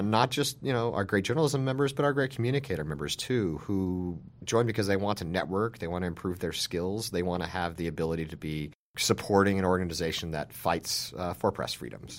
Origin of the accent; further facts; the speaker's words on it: Salina, Utah, United States; now in Washington, United States; I started working for my hometown newspaper when I was, like, twelve or thirteen years old. I'm from a small town in Utah